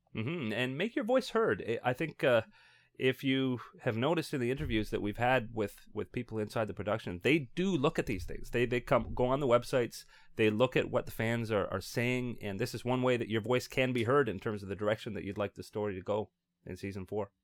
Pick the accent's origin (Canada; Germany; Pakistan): Canada; we Canadians